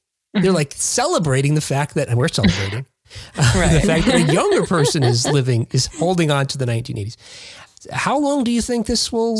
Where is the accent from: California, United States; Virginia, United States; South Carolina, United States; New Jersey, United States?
New Jersey, United States; Jersey City; moved away as an adult; now in Ohio, United States; I'm from Jersey City, New Jersey, originally.